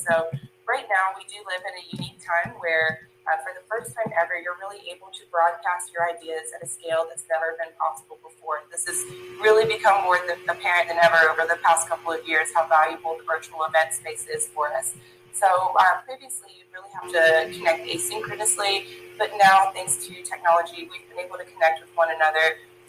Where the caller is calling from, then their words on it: Savannah, Georgia, United States; Today, I am tuning in from Savannah, Georgia.